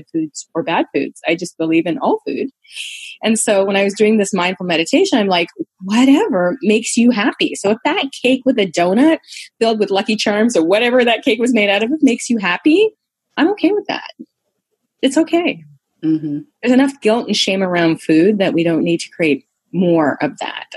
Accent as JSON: {"language": "English", "country": "Canada", "said": "I'm Canadian"}